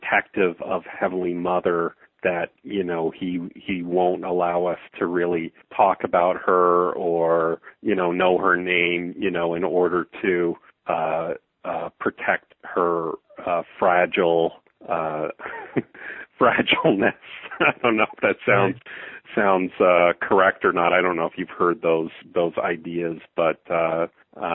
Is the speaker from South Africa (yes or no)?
no; Calgary, Alberta, Canada; I'm born and raised in Calgary, Alberta, Canada